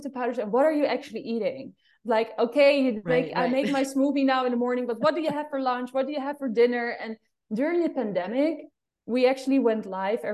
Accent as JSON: {"language": "English", "town": "Amsterdam", "region": "North Holland", "country": "Netherlands", "accent": "Amsterdam", "second_language": "English", "moved": "yes", "said": "It's just Amsterdam accent."}